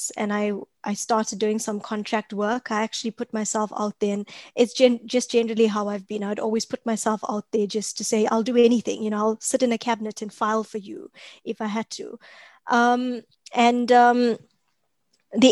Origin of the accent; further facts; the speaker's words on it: Durban, KwaZulu-Natal, South Africa; moved away as an adult; also born or lived in Phoenix / Pinetown / Johannesburg; I'm from Durban, South Africa. I actually grew up in a bit of both Phoenix as a community and Lanesia. I spent a lot of my childhood there.